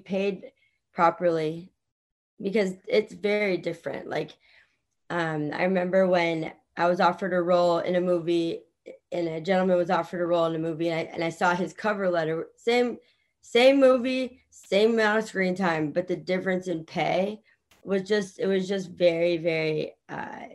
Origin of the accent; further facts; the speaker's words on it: Virginia, United States; moved away; I was born in Virginia